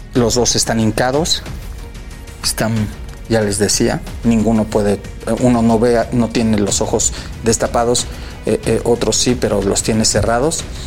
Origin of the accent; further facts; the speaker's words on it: Mexico City, Mexico; De Ciudad de México, calle Mixteca número 309, Colonia Justo, Coyacán